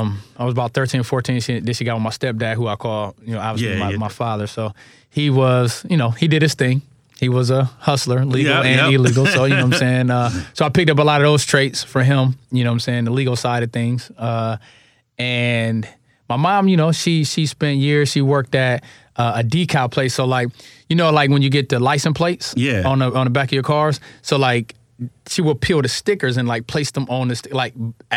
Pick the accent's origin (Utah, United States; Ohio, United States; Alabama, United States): Ohio, United States; Akron; moved away as an adult; also born or lived in Columbus, Ohio / Philadelphia; Akron, Ohio, West Side.